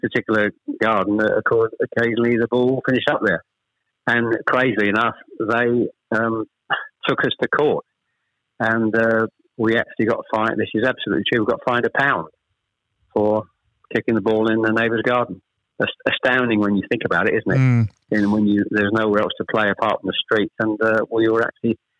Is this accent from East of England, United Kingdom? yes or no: yes; Chelmsford, East of England, United Kingdom; also born or lived in Ashton-under-Lyne; I was born in Ashton-under-Lyne. We actually moved south to Chelmsford when I was probably, I was the eldest of three, when I was probably about seven or eight